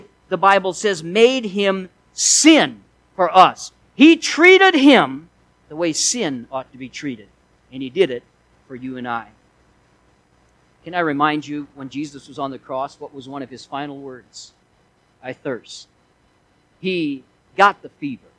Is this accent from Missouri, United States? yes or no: yes; Missouri, United States; I was raised in Missouri, and we had lots of snakes there.